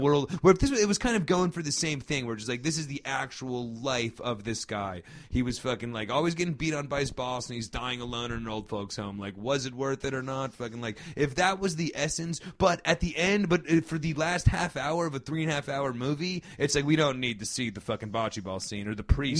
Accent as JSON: {"language": "English", "region": "New Jersey", "country": "United States", "tie": "born or raised there", "said": "growing up in Jersey"}